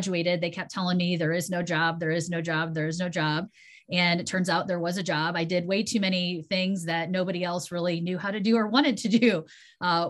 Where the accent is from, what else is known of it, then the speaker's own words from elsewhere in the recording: Bryan, Ohio, United States; I am originally from Bryan, Ohio, which is a very small town in Northwest